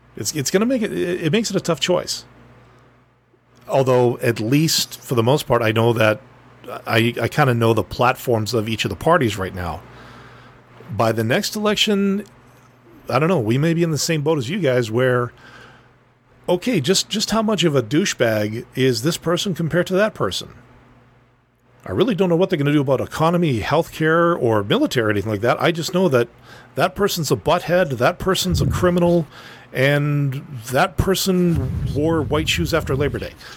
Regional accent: northern Manitoba, Canada; dude from, you know, butt crack northern Manitoba, enough talking about my hometown

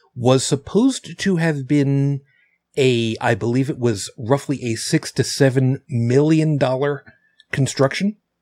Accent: Long Island, New York, United States; I grew up on Long Island, Long Island, New York

